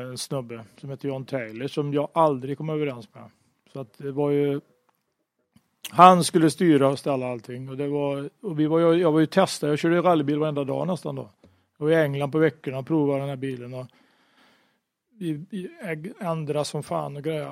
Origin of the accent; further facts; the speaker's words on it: Sweden; jag var svensk